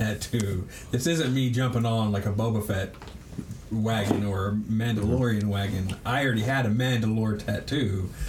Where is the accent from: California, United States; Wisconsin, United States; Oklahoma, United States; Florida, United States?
Oklahoma, United States; And we're all from Oklahoma.